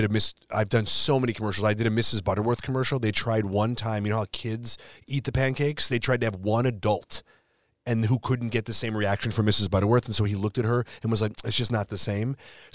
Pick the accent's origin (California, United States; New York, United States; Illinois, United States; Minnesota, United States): Illinois, United States; also born or lived in Chicago; now in Los Angeles, United States; I'm from Illinois